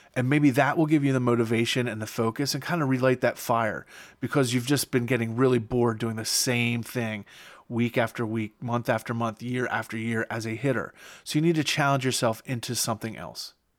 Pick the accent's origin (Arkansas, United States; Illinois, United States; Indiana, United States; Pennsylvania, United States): Pennsylvania, United States; my home state